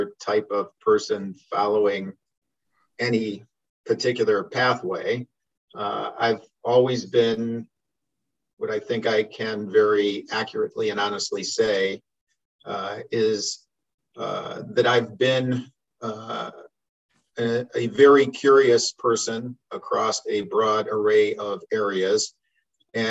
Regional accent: Cleveland, Ohio, United States; also born or lived in Arizona; I was born in 1959 in Cleveland, Ohio

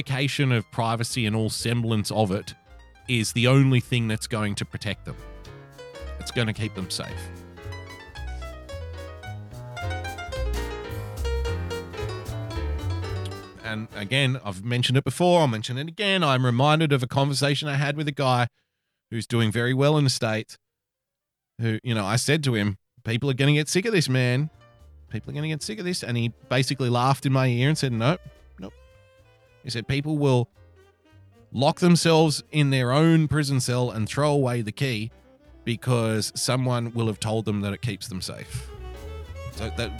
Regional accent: New South Wales, Australia; my state, my home state of New South Wales.

